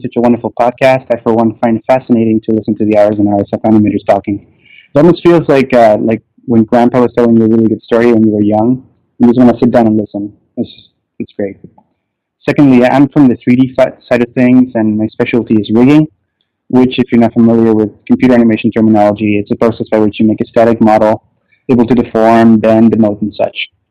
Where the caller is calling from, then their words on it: Toronto, Ontario, Canada; I'm calling from Toronto, Cal-, Canada